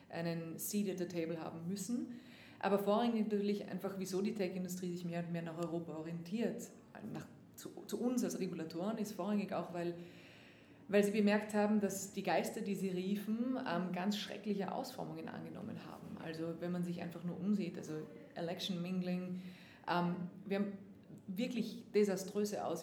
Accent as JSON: {"language": "German", "country": "Austria", "lives_now": "United States", "said": "haben wir natürlich eine ganz, ganz wichtige Rolle eingenommen nicht jetzt nur als"}